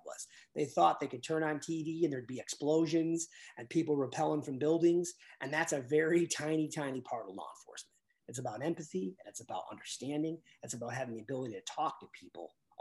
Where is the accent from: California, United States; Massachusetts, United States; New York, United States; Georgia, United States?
New York, United States; Buffalo; I grew up in the city. I grew up in Buffalo